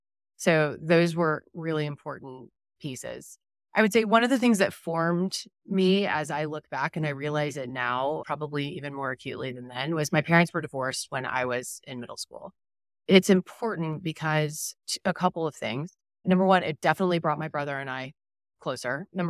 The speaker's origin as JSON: {"language": "English", "town": "Dallas", "region": "Texas", "country": "United States", "tie": "born or raised there", "said": "So grew up in Dallas, one younger brother"}